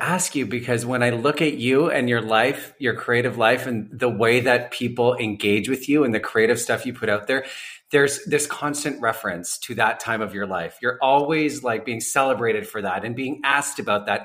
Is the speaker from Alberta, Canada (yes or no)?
yes; Calgary, Alberta, Canada; moved away as an adult; also born or lived in Vancouver, Canada; now in Toronto, Canada; I spent my teens in the prairies, like in Alberta